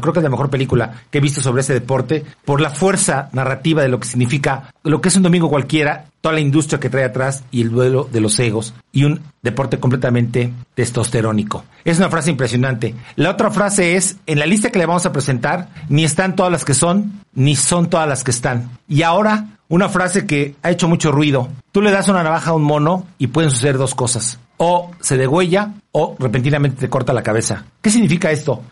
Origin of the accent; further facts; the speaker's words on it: Mexico; como somos mexicanos y vivimos en este país